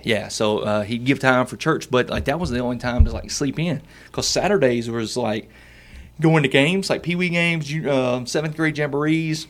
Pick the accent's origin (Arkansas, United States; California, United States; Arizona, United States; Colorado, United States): Arkansas, United States; Camden; also born or lived in Bearden, Arkansas; I grew up in Camden, Arkansas